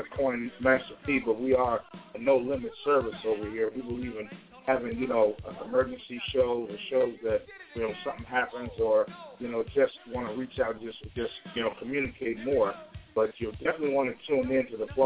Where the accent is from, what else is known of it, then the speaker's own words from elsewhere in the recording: Chicago, Illinois, United States; we grew up much in Chicago